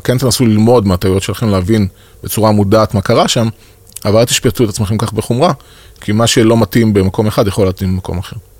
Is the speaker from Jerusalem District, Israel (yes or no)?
no; Beersheba, Southern District, Israel; moved away as an adult; אני באר שבעי במקור